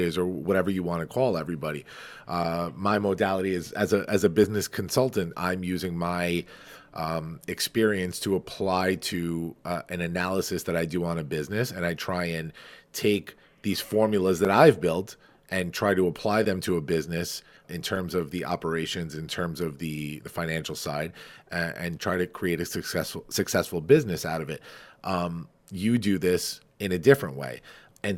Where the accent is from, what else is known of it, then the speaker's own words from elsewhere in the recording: Farmingdale, New York, United States; Farmingdale, which is my hometown